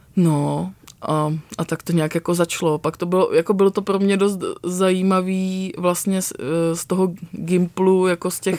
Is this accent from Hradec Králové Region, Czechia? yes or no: no; Pardubice, Pardubice Region, Czechia; also born or lived in Vranov Reservoir (South Moravia); já jsem vyrostla částečně v Pardubicích